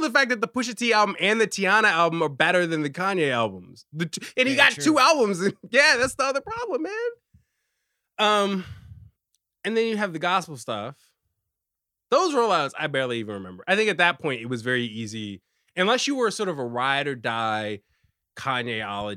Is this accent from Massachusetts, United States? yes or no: no; Richmond, Virginia, United States; moved away as an adult; also born or lived in Washington, D.C.; now in New York, United States; I'm a black man. I'm from Richmond